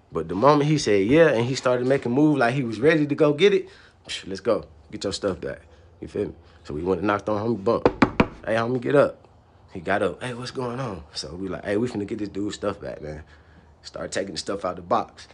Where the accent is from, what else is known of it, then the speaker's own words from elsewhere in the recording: Atlanta, Georgia, United States; I was a dude from Atlanta.